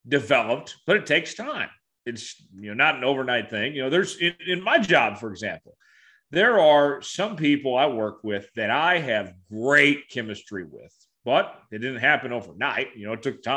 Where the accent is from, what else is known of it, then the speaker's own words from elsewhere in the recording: Tulsa, Oklahoma, United States; moved away as an adult; also born or lived in Lawrence, Kansas; Tulsa's my home. You know, that's where I'm from, but I grew up in Lawrence, if that makes sense.